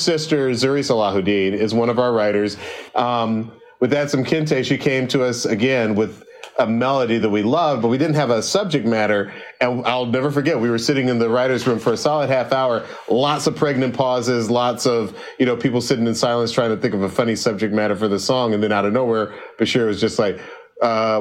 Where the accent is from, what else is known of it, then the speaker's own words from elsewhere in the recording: Atlanta, Georgia, United States; in Atlanta where I grew up.